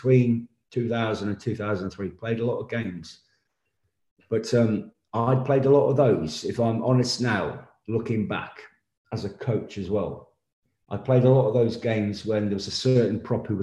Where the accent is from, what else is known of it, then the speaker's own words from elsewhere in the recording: England, United Kingdom; as an Englishman